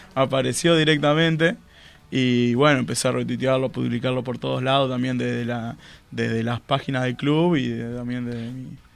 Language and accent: Spanish; Basavilbaso, Entre Ríos, Argentina; moved away as an adult; el vínculo, es de toda la vida, yo soy de allá, ¿cierto? Y también jugué como de, chico, jugué en Ranzar siempre